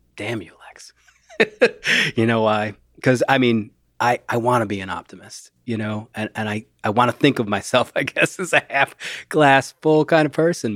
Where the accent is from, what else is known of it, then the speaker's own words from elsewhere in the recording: Rust Belt, United States; I grew up in the Rust Belt